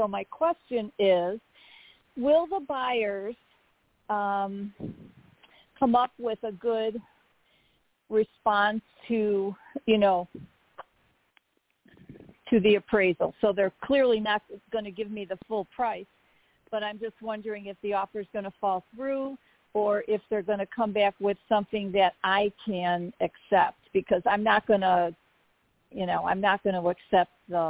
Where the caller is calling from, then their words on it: Arizona, United States; from Arizona.